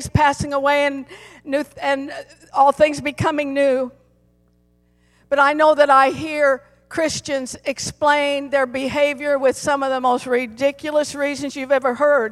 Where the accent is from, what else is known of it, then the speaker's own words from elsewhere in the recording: Colorado, United States; I was born and raised in Colorado, and I love my home state